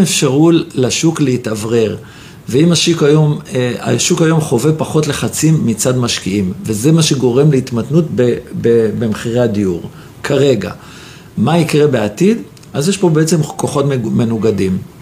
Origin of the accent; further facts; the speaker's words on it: Jerusalem, Jerusalem District, Israel; אני ירושלמי במקור